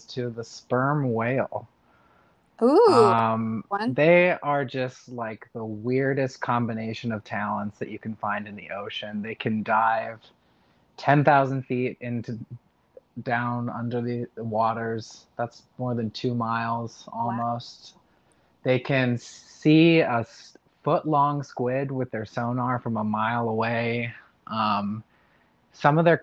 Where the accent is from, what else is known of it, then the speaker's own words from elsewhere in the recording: Arizona, United States; I am from Arizona